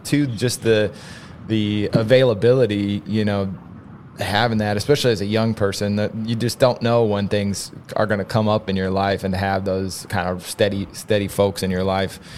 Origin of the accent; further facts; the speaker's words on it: Kansas, United States; growing up in Kansas